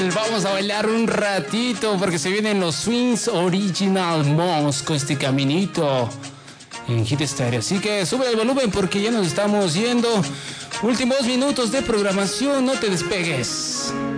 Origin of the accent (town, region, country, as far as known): Ecuador